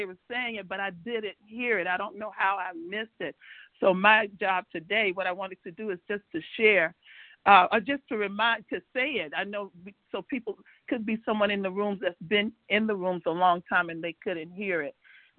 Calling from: Georgia, United States; Thanks for this opportunity. I'm calling from Georgia.

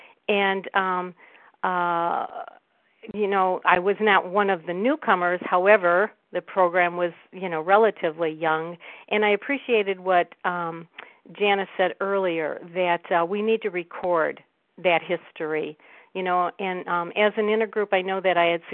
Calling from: Cleveland, Ohio, United States; I'm calling from Cleveland

